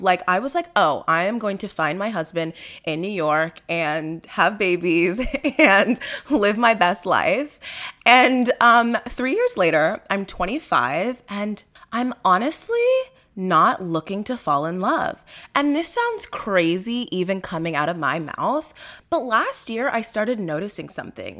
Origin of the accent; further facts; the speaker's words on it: Nigeria; I'm Nigerian.